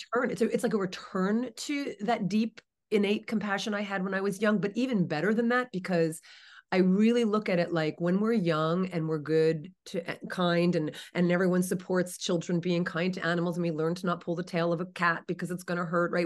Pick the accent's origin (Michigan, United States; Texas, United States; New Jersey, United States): New Jersey, United States; moved away as an adult; now in California, United States; I grew up in New Jersey. I'm in California now. Have been for the last twenty-five years